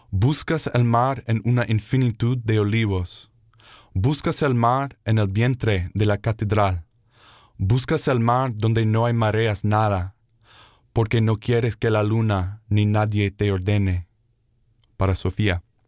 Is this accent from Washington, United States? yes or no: no; Vermont, United States; moved away as an adult; now in New Orleans, United States; I grew up in Vermont